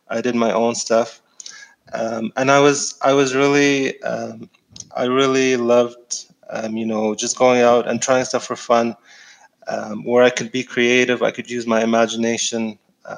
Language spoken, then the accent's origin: English; Egypt; moved away; I'm from Egypt, so I grew up in Egypt.